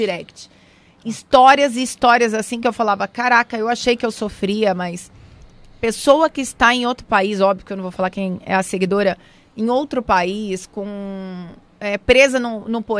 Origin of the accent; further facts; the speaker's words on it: São José dos Campos, São Paulo, Brazil; eu nasci em São Paulo, porém quando minha mãe teve alta eu já fui embora para São José dos Campos, é onde eu vivo hoje